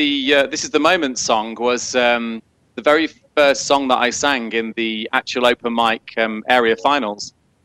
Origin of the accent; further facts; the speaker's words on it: West Midlands, United Kingdom; I'm from the Midlands, actually. I'm about 20 miles from Birmingham.